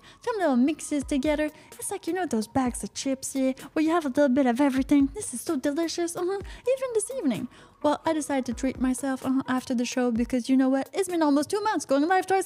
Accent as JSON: {"language": "English", "country": "Canada", "said": "I am from Canada"}